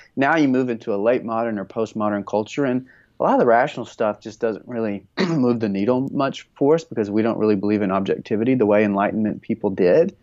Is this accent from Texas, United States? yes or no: yes; north of Houston, East Texas, United States; now in Central Texas, United States; raised a little bit north of, of Houston